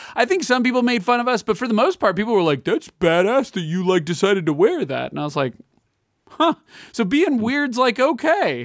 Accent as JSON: {"language": "English", "town": "Chicago", "region": "Illinois", "country": "United States", "said": "I'm from Chicago"}